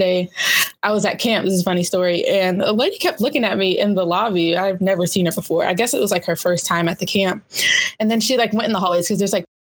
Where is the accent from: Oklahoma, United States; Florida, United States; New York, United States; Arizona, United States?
Florida, United States; Sarasota; moved away as an adult; also born or lived in Alabama; I grew up in Sarasota, Florida, Newtown